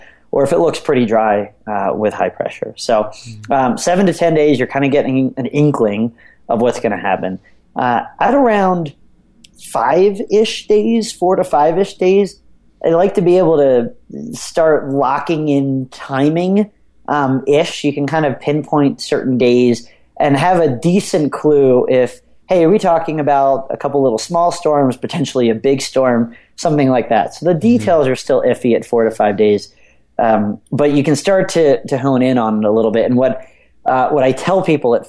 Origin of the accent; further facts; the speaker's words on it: outside of Philadelphia, Pennsylvania, United States; I grew up outside of Philadelphia